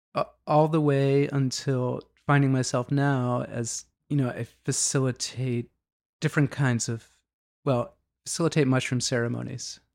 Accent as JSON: {"language": "English", "town": "Boston", "region": "Massachusetts", "country": "United States", "tie": "born or raised there", "also_born_or_lived": "Dorchester", "said": "always in the Boston area. Like, I was born in Dorchester, and then my family moved quite a bit when I was young"}